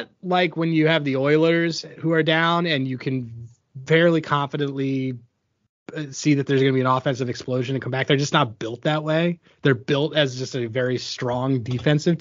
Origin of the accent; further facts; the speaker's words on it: Philadelphia, Pennsylvania, United States; I'm from Philadelphia